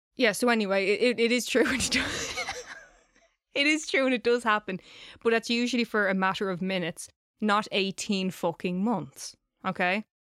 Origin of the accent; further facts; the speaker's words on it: Ireland; I'm saying crack because I'm Irish